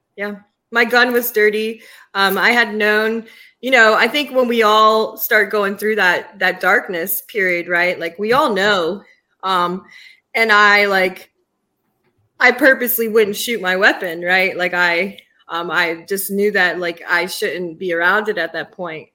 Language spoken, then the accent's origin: English; Yonkers, New York, United States; also born or lived in Charlotte area, North Carolina / Washington, District of Columbia, United States; now in Poconos, United States; Yonkers, New York, for half of my life and uh, and the South for the other